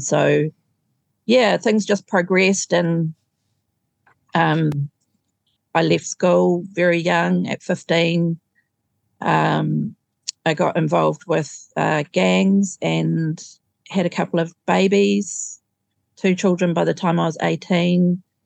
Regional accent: Auckland, New Zealand; I grew up in Auckland.

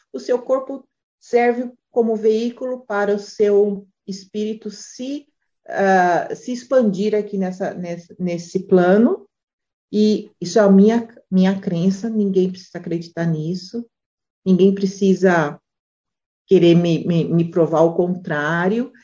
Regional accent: Brazil; moved away; a gente é brasileiro

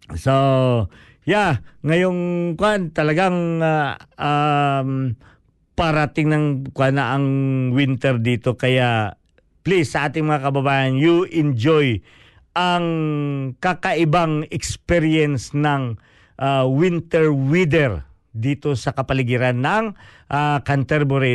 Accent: Bisaya, Visayas, Philippines; first language Cebuano (Bisaya); Tagalog is a second language; now in New Zealand; yun ang kinalakihan ko eh, yung magsalita ng uh, Bisaya

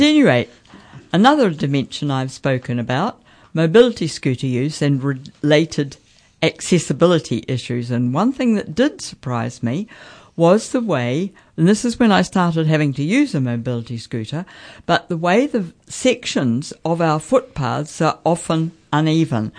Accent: Central Hawke's Bay, New Zealand; growing up in Central Hawke's Bay

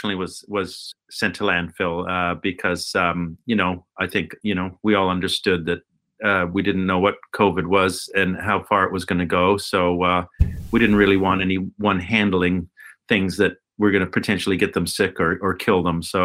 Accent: Alberta, Canada; moved away as an adult; now in Tauranga, New Zealand; So I grew up in Alberta in Canada

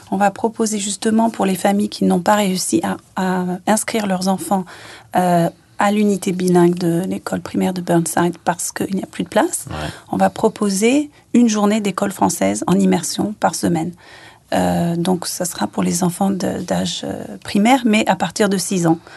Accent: France; moved away as an adult; je pensais pas que je rentrerais jamais en France, mais depuis que je suis partie, partie de la France à 19 ans, je suis jamais rentrée finalement.

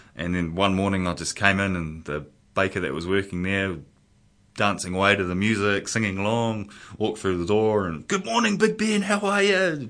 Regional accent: Porirua, Wellington, New Zealand; brought up in Porirua

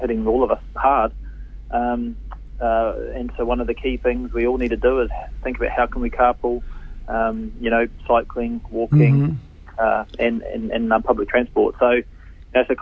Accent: Hamilton, Waikato, New Zealand; growing up in Hamilton, doing a paper run in the morning, used to deliver the Waikato Times

